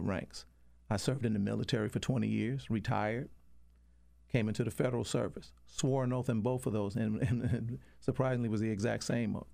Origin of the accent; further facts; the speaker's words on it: Detroit, Michigan, United States; I'm from Detroit, Michigan